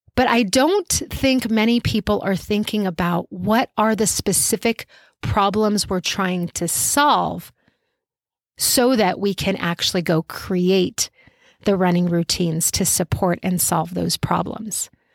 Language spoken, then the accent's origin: English; Albuquerque, New Mexico, United States; my hometown of Albuquerque